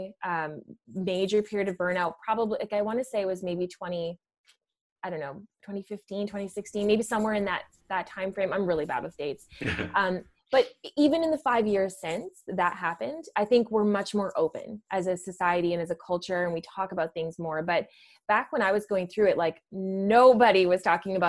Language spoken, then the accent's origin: English; Ottawa Valley, Ontario, Canada; I grew up in the Ottawa Valley, you know, I grew up in a blue collar town